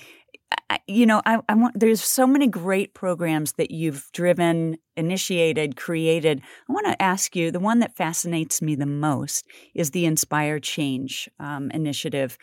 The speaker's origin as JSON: {"language": "English", "town": "Kansas City", "country": "United States", "tie": "born or raised there", "said": "I grew up in Kansas City"}